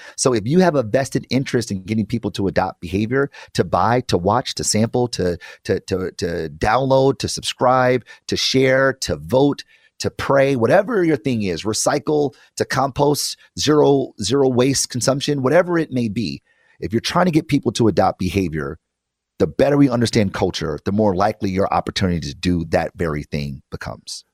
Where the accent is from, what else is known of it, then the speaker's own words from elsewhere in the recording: Detroit, Michigan, United States; I am from Detroit, and I did grow up in public schools my entire life